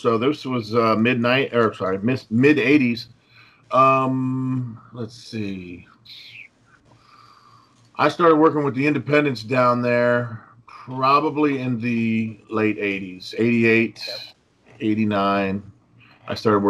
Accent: Miami, Florida, United States; also born or lived in Lodi, California; Yeah, Lodi, California. Moved to Miami when I was about 4 years old. My dad moved over there. He was in the military. He was an attorney. And I grew up mainly in Miami, Florida.

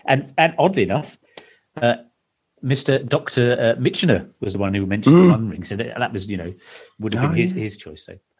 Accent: East of England, United Kingdom; I did tell you I grew up in Suffolk, didn't I?

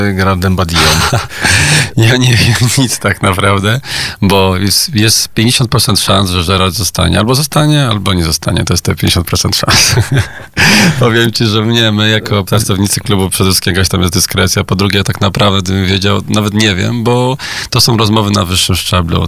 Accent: Poland; My, Polacy

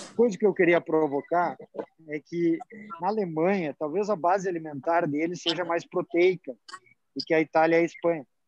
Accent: Rio Grande do Sul, Brazil; vou falar como bom gaúcho

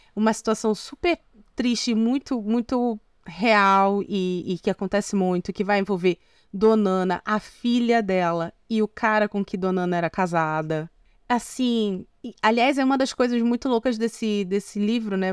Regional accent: North Region, Brazil; moved away; also born or lived in Northeast Brazil / São Paulo; como uma mulher brasileira nascida no norte que tem vivência no Nordeste

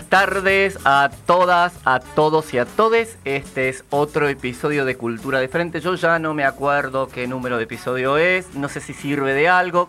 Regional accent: Formosa, Argentina; yo soy de Formosa.

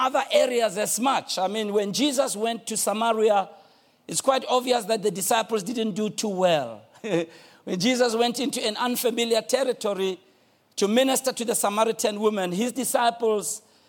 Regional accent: Soweto, Gauteng, South Africa; I'm from Soweto. Soweto

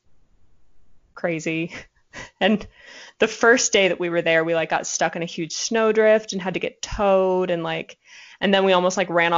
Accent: Alaska, United States; we're from Alaska

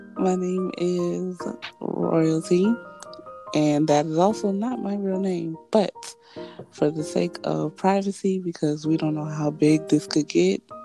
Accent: Florida, United States; I am from Florida

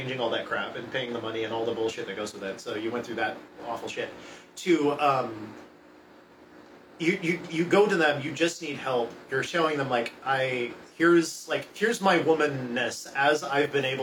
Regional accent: Portland, Oregon, United States; My family's from Michigan, but we're from Portland

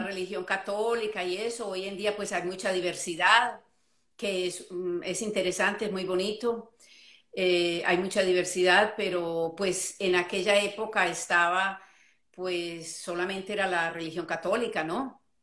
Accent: Medellín, Antioquia, Colombia; moved away as an adult; also born or lived in Florida, United States; now in United States; yo soy colombiana, eh, nacida en, Colombia criada en Colombia, pero emigré a los Estados Unidos eh, hace, uy, va a ser 35 años

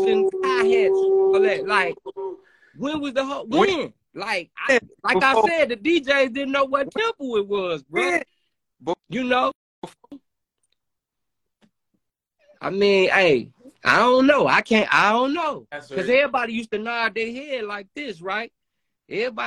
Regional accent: Chicago, Illinois, United States; We come from Chicago on the streets

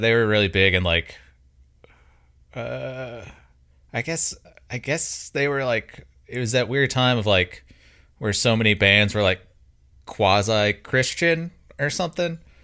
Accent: Mobile, Alabama, United States; now in Birmingham, United States; growing up in Mobile, like Pensacola is forty five minutes away

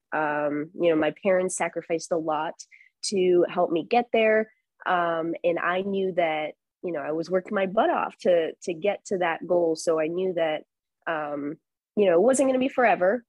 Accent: Chicago, Illinois, United States; moved away as an adult; also born or lived in Marquette, Michigan / Rockford, Illinois; now in San Diego, United States; cover my hometown teams

